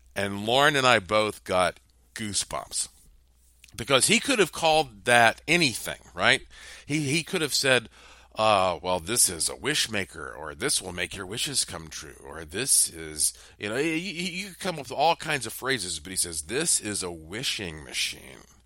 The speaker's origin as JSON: {"language": "English", "region": "North Carolina", "country": "United States", "tie": "born or raised there", "moved": "yes", "said": "I grew up in North Carolina"}